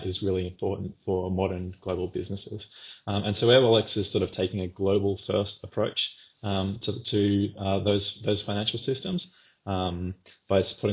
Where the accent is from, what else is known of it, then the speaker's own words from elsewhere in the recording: Australia; as an Australian who wanted to continue to sort of live in Australia at the time